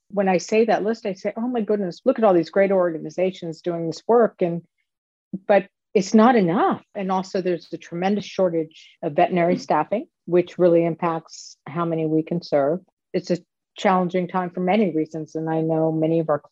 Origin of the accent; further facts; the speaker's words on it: Philadelphia, Pennsylvania, United States; moved away; I am from Philadelphia. So I went back at some point to see my family